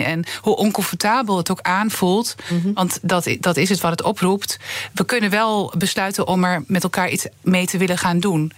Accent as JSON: {"language": "Dutch", "area": "Twente", "region": "Overijssel", "country": "Netherlands", "said": "ik kom uit Twente"}